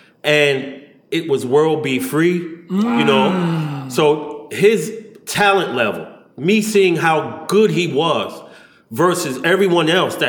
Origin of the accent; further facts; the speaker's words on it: New York City, New York, United States; Growing up in Brownsville, Brooklyn, Howard Houses.